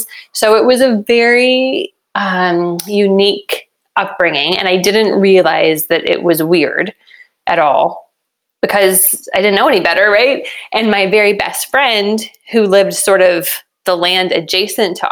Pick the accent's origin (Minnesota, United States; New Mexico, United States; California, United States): New Mexico, United States; I was born and raised in New Mexico